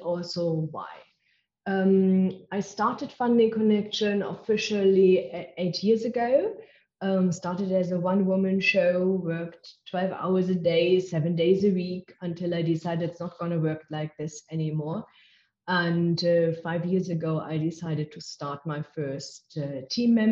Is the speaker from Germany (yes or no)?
yes; Germany; English is a second language; moved away as an adult; now in South Africa; I am originally from Germany. Can't get rid of my accent